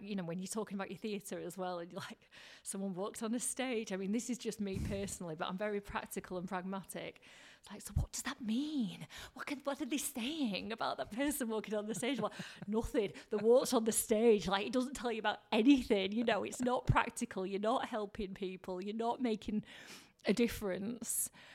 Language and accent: English; Blackburn, North West England, United Kingdom; also born or lived in Leeds / London; I grew up in Blackburn, very, like, ordinary upbringing